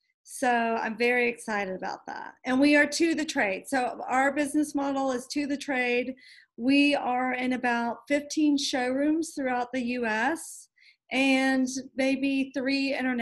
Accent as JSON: {"language": "English", "town": "Lexington", "region": "Kentucky", "country": "United States", "tie": "born or raised there", "also_born_or_lived": "Los Angeles, California / New York / New Zealand / Vermont", "moved": "as an adult", "lives_now": "Versailles, United States", "said": "So I am originally from Lexington. So I grew up in Chevy Chase and spent all my time there, went to Henry Clay."}